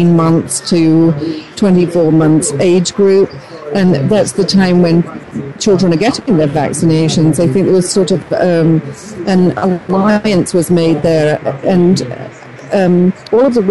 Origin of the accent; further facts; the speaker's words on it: United Kingdom; moved away; I'm originally from Great Britain.